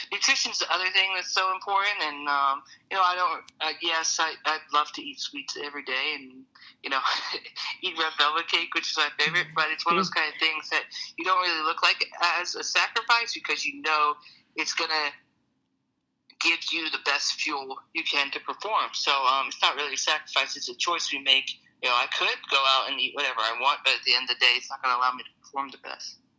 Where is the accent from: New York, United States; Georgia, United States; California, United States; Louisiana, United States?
Georgia, United States; We're from Georgia